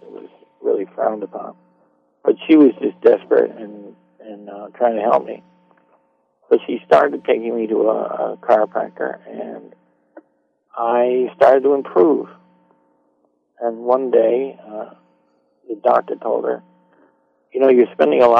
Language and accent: English; Iowa, United States; moved away; also born or lived in Beacon, New York; we spent a lot of years in Iowa when I was very young